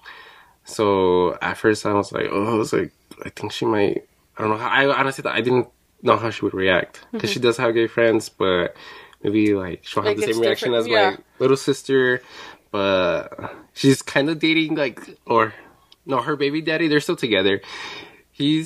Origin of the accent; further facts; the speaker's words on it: Chihuahua, Mexico; now in United States; We're both from Chihuahua